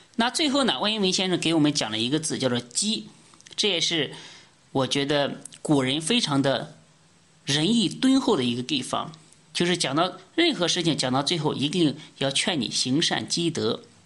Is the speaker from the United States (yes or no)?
no; China; 我们中国人